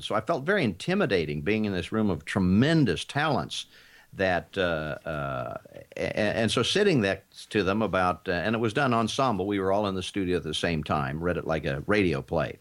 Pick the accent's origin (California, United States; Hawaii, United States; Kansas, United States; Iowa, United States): Kansas, United States; I grew up in Kansas